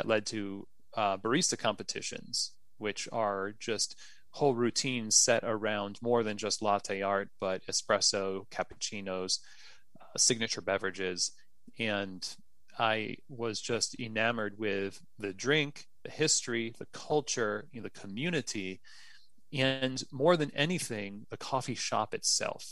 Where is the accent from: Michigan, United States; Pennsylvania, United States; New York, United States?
New York, United States; moved away as an adult; now in Louisville, United States; I'm a New Yorker